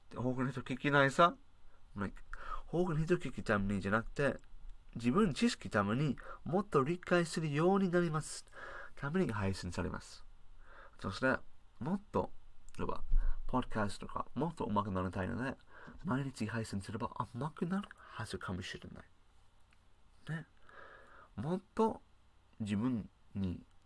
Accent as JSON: {"language": "Japanese", "country": "United Kingdom", "second_language": "Japanese", "moved": "yes", "lives_now": "Japan", "said": "私は英国人でしょ日本に暮らしているデータサイエンティスト"}